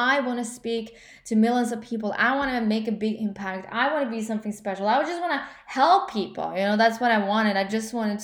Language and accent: English; Norway; English is a second language; I'm obviously from Norway